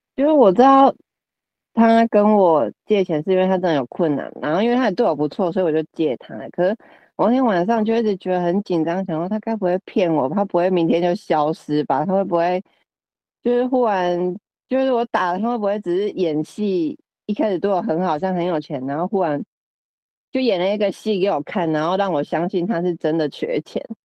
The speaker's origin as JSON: {"language": "Chinese", "town": "Chiayi", "country": "Taiwan", "tie": "born or raised there", "said": "回到我们的家乡， 嘉义"}